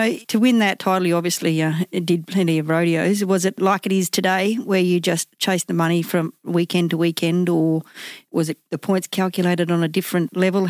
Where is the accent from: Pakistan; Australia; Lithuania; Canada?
Australia; Theodore, Queensland; I hail from Theodore